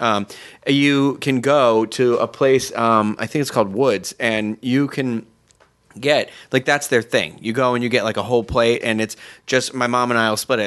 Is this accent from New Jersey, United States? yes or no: no; Massachusetts, United States; I'm from Massachusetts, so, you know, right on the water, we have seafood everywhere